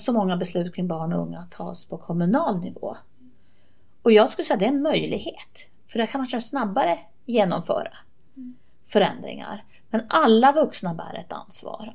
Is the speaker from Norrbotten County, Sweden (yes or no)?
yes; Kalix, Norrbotten County, Sweden; also born or lived in Seskarö; När jag var barn så bodde jag på en ö i Bottenviken som hette Seskarö. Och sen flyttade vi in till Kalix.